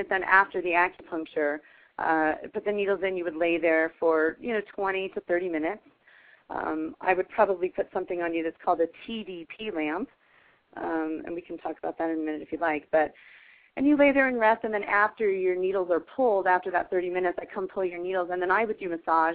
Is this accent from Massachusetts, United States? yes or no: no; Eastern Plains, Colorado, United States; we were both from Colorado. I'm from the Eastern Plains